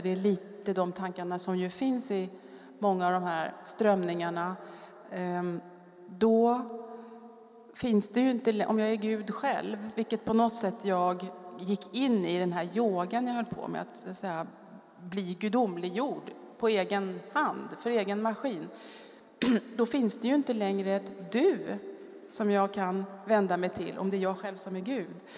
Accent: Stockholm, Stockholm County, Sweden; moved away as an adult; also born or lived in France; jag kommer från Stockholm, vuxit upp i Bromma

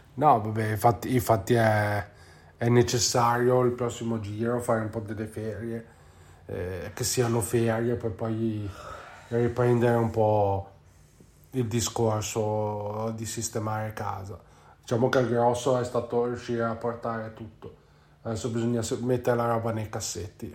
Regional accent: Genoa, Liguria, Italy; si usa qua dalle nostre parti a Genova

